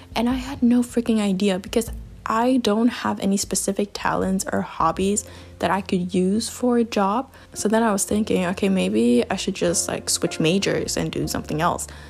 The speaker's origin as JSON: {"language": "English", "country": "Germany", "tie": "born or raised there", "also_born_or_lived": "China", "moved": "as an adult", "said": "my hometown. And yeah, when I moved back to Germany"}